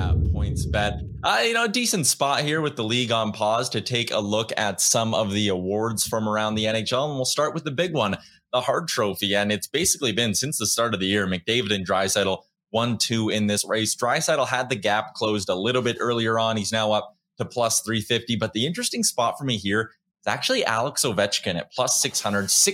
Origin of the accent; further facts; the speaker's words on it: Edmonton, Alberta, Canada; growing up in Edmonton